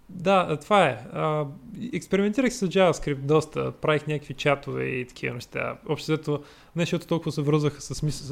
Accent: Troyan, Lovech Province, Bulgaria; Аз съм от Торян И по-късно учих... Влезах в паралелка по математика и информатика.

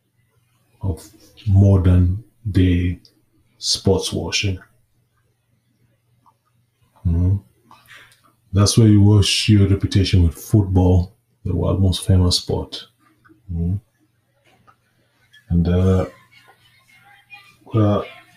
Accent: Kenya; I was growing up in Kenya

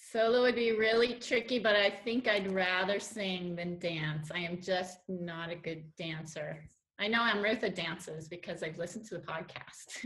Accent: Denver, Colorado, United States; moved away as an adult; also born or lived in Quebec City, Canada / Montreal, Canada / Paris, France; now in Switzerland; I was born in Denver, Colorado, in Lutheran Hospital. Went to Wheat Ridge High School.

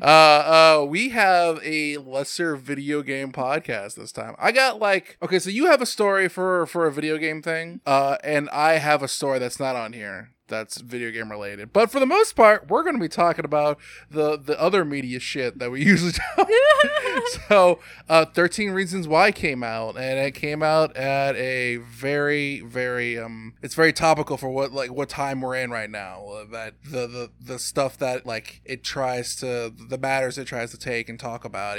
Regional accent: United States; Growing up in America

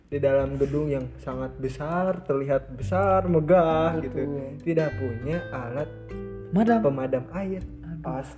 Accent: Padalarang, West Java, Indonesia; jadi masa kecil gue tuh di Padalarang sekitar mungkin 12 tahun

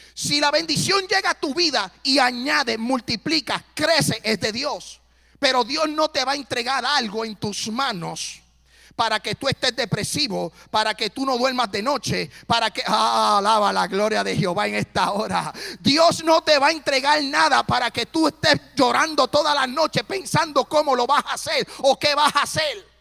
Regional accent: Puerto Rico; now in Tennessee, United States; soy puertorriqueño

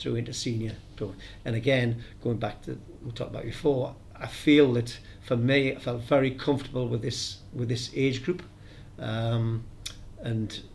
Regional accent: the North East, North East England, United Kingdom; moved away; I come from the Northeast

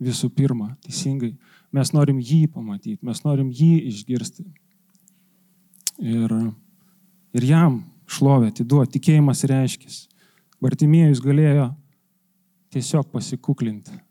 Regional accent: Lithuania; Mes lietuviai esam santūrus

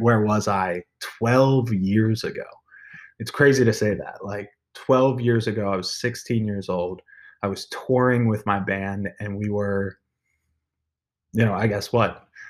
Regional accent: Maryland, United States; moved away; I was born and raised in Maryland

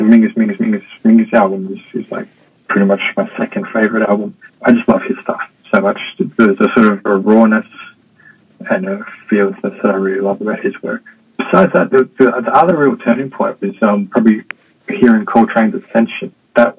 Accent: Melbourne, Victoria, Australia; moved away as an adult; also born or lived in Sydney; now in Hong Kong; I'm from Australia. I grew up in Melbourne, spent most of my working career in Sydney

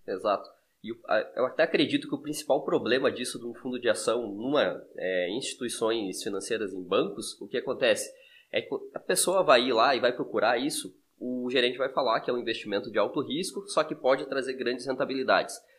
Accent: interior of Santa Catarina, Brazil; nós somos do interior de Santa Catarina

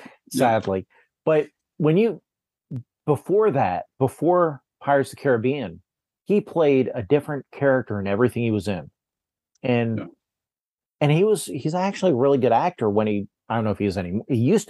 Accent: Pennsylvania, United States; I grew up in Pennsylvania and there was a Amish, like a market

